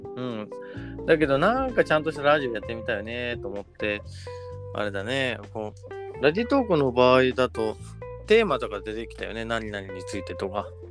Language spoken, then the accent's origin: Japanese; Oita, Japan; 大分県出身